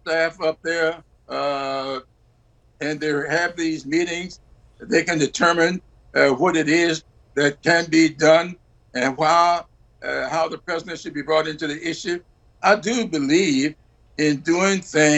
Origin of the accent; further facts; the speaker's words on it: South Carolina, United States; my home state of South Carolina